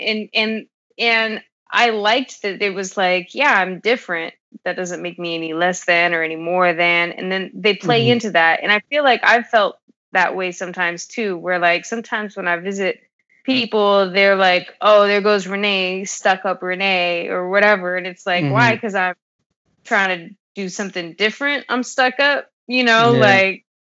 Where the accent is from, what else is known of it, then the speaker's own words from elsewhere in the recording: California, United States; I grew up in Cali